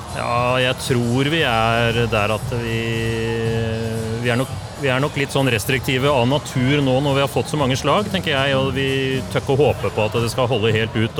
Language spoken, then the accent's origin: Norwegian; Larvik, Vestfold, Norway; Jeg er jo fra Tor Heyerdahls hjemby